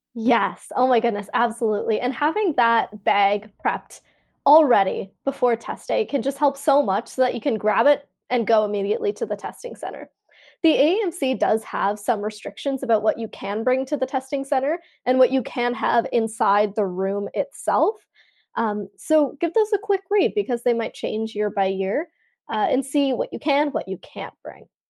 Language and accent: English; Canada; So I'm Canadian, I'm in Canada